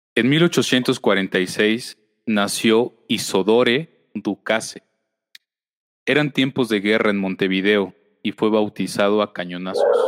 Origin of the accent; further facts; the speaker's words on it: Mexico; lo que vivimos constantemente como sociedad mexicana